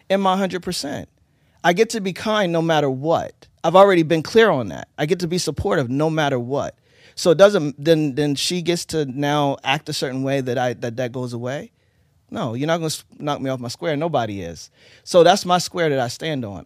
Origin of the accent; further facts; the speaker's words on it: Eastern Shore of Maryland, United States; also born or lived in Baltimore; I was born in Baltimore, grew up in, on the Eastern Shore in the D M V of Maryland